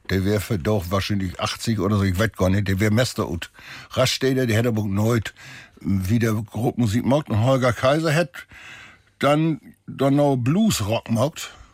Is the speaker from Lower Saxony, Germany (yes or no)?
yes; Holtermoor, Lower Saxony, Germany; also born or lived in Harlingerland/Jeverland; now in Jeverland, Germany; ich bin ja obwussen an Grenzen nach Saterland hin, also in Holtermoor